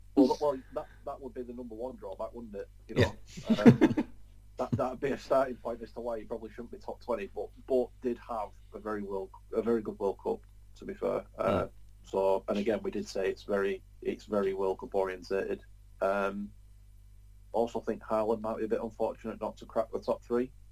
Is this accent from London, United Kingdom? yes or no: no; Preston, North West England, United Kingdom; It's it's my hometown